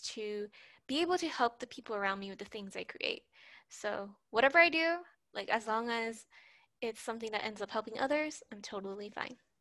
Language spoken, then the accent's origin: English; Puerto Rico; I'm from Puerto Rico.